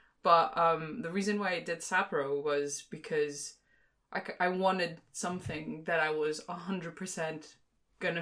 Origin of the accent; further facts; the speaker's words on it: Greece; moved away as an adult; now in London, United Kingdom; I'm actually originally from Greece, grew up in Greece, but I'm also half Singaporean, and I've lived in London for